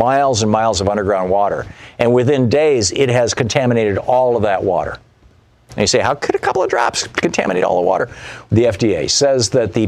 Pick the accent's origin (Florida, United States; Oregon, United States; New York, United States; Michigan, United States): Michigan, United States; moved away; also born or lived in Vermont; I grew up in Michigan near the Canadian border, lived in Vermont for 10 years near the Canadian border